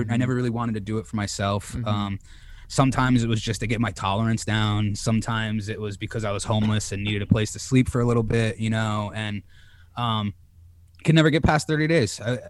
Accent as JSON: {"language": "English", "region": "Connecticut", "country": "United States", "tie": "born or raised there", "moved": "yes", "said": "now I'm in my hometown of Connecticut hanging with my mother for a couple of weeks."}